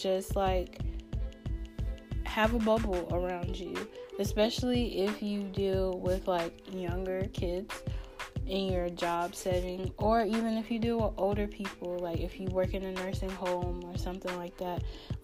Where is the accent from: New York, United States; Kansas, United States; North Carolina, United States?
North Carolina, United States; I'm actually from North Carolina, so being from North Carolina, we get like crazy weather all the time